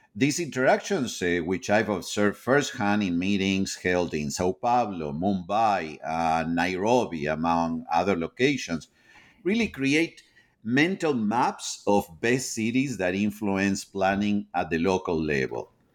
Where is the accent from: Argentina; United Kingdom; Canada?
Argentina; moved away as an adult; now in United States; I am originally from Argentina. I have, eh, been living in, in the United States, um, since the early nineteen nineties